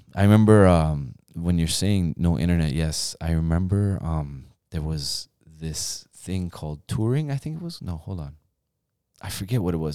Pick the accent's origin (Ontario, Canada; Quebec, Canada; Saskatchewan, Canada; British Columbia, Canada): Ontario, Canada; also born or lived in Iran; I was born there, but I was raised in Canada.